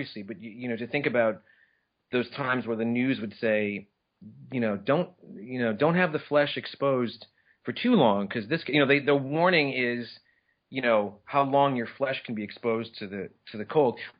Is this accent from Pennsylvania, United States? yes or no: no; Minneapolis, Minnesota, United States; moved away; I'm actually from Minneapolis